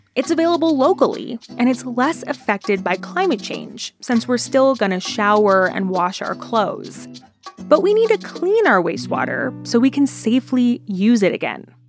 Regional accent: Denver, Colorado, United States; one of my favorite places to come as a little kid growing up in the Denver area

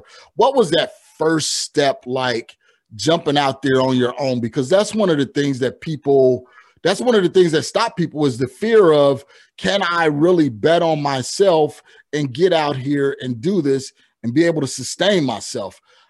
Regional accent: Chicago, Illinois, United States; we're actually both from Chicagoland, not knowing, but somehow we're rocking NYC today. And it wasn't planned, believe me. So being from the Midwest and transitioning here to the Southwest

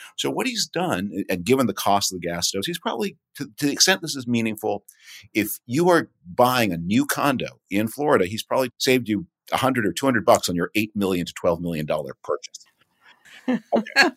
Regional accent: Toronto, Ontario, Canada; I grew up in Toronto.

